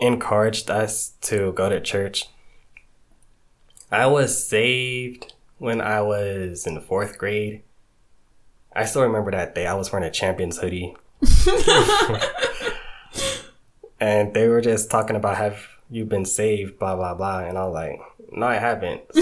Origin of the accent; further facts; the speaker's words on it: Georgia, United States; also born or lived in New York / Haiti (ancestry); So I grew up in Georgia, went to Georgia State, graduated 2019.